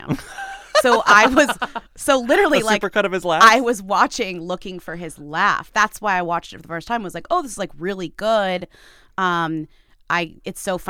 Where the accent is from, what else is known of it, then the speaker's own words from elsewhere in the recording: United States; as American watchers